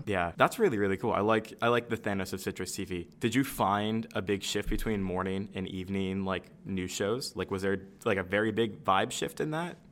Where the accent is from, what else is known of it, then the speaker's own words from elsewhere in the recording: Michigan, United States; I'm from Michigan. I'm on like the Lake Michigan side.